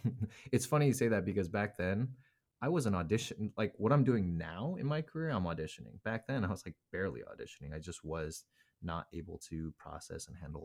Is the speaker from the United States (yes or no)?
no; South Korea; born there; I was actually born in Korea. Korean is my second language.